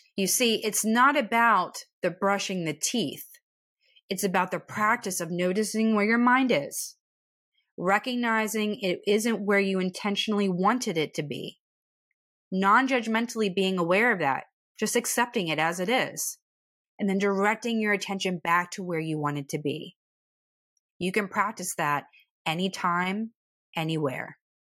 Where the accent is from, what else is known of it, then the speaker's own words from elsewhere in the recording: East Coast, United States; I'm from the East Coast, so we tend to be a little sarcastic.